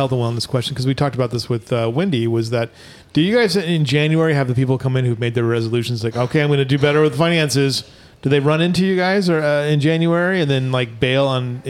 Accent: Hemet, California, United States; now in Kerrville, United States; the shooter actually was from my hometown

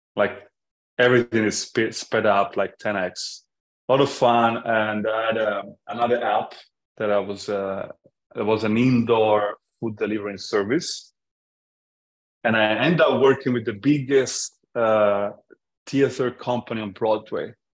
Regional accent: Florence, Tuscany, Italy; English is a second language; moved away as an adult; also born or lived in London; I grew up in Italy, in Florence, until I was 21 years old, which is uh, when uh, I moved to London at 21 and I stayed there until I was 28

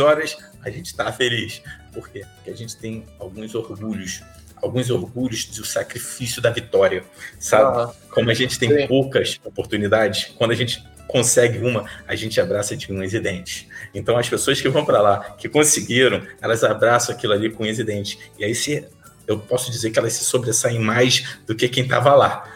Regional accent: São Gonçalo, Rio de Janeiro, Brazil; Eu sou de São Gonçalo

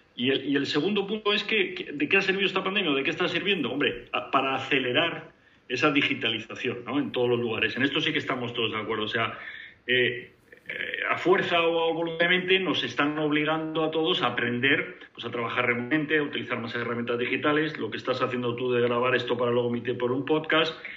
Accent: Spain; moved away as an adult; como españoles

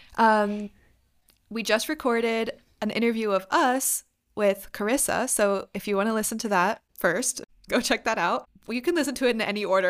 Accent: Virginia, United States; I'm from Virginia

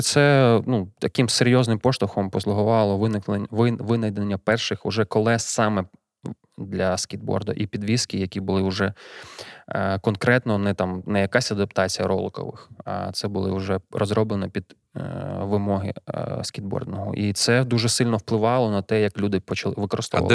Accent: Kyiv, Ukraine; Народився, виріс у Києві

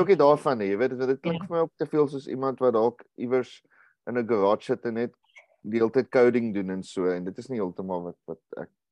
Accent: Uitenhage, Eastern Cape, South Africa; ek het groot geword in in Uitenaag

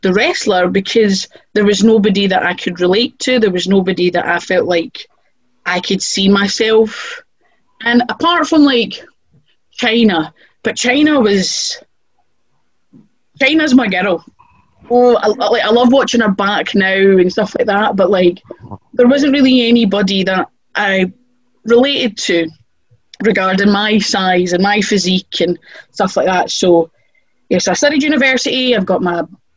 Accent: Scotland, United Kingdom

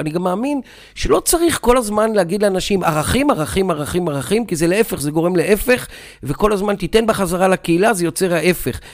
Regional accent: Beersheba, Southern District, Israel; moved away as an adult; now in Gedera, Israel; אני נולדתי וחייתי בבאר שבע, היום אני חי בגדרה, אה, אבל רוב חיי חייתי בבאר שבע

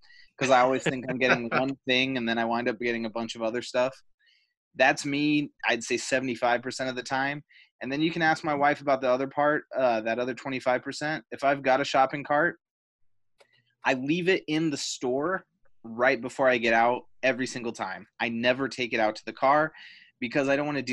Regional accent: Canada; accent: Canadian; I have my own Canadian accent that just forces its way out

